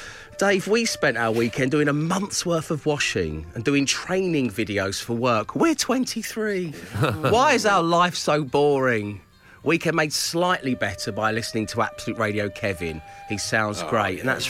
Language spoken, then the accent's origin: English; London, United Kingdom; You know, I'm from Greenwich, you know, that's where I was born, from Cholton. I'm from where the O2 is, where it all happens.